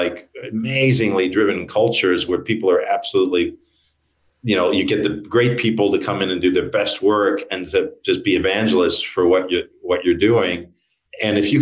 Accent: United States; moved away as an adult; now in Australia; I'm American, but I've been here for like 25 years

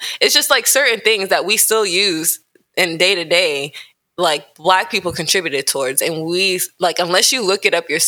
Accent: United States; Growing up in America

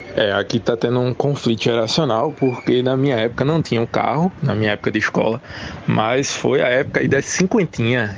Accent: Goiana, Pernambuco, Brazil; Eu sou de Goiânia, Goiânia não é interior

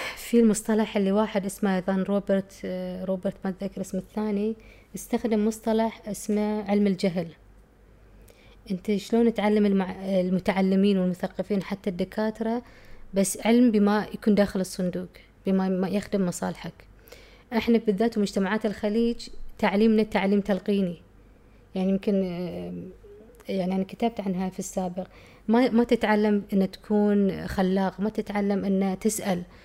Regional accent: Muharraq, Muharraq Governorate, Bahrain; also born or lived in United Kingdom; كنت أفتكر إن أنا بحرينية، أنا محرقية

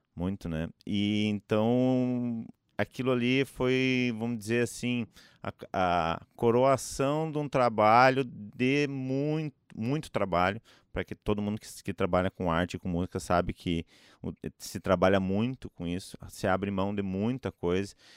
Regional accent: Gaúcho, Rio Grande do Sul, Brazil; sou gaúcho

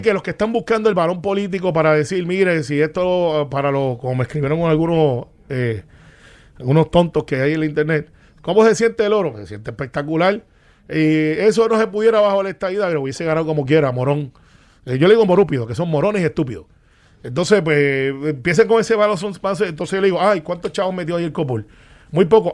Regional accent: Puerto Rico; como puertorriqueño

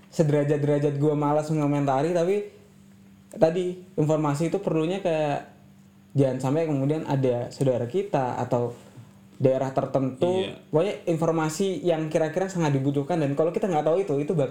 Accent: East Java, Indonesia; kalau gue dari Jawa Timur nih

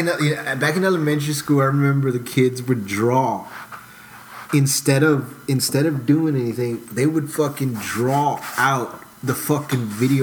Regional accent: Houston, Texas, United States; I grew up in Houston. I grew up I lived in the South Side. I went to school in Montrose and River Oaks

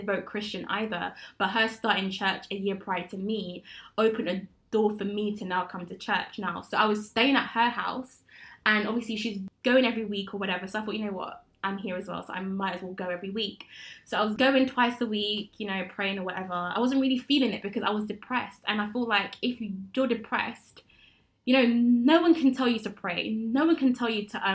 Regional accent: Coventry, West Midlands, United Kingdom; moved away as an adult; also born or lived in London; now in Coventry, United Kingdom; I'm from Coventry

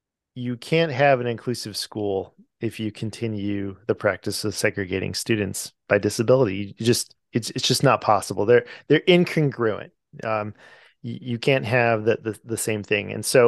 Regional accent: California, United States; lives in California, which is where I'm from. I come from California.

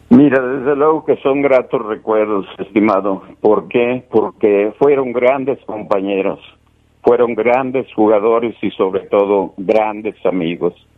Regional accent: León, Guanajuato, Mexico; somos aquí de León, somos como se dice, panzas verdes

